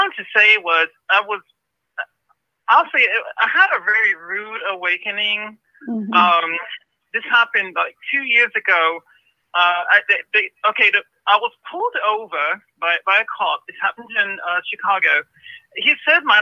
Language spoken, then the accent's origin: English; Ethiopia; now in United States; I'm from Ethiopia